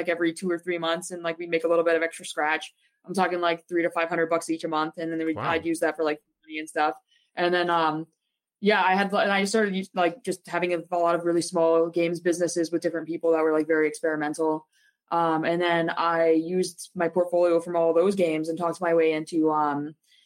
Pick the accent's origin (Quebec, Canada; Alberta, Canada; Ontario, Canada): Ontario, Canada; Toronto; I was from Toronto